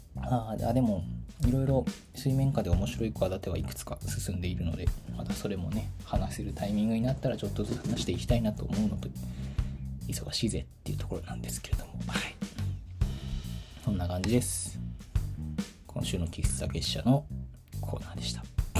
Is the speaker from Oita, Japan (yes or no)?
no; Tokyo, Japan; moved away; 私の地元は東京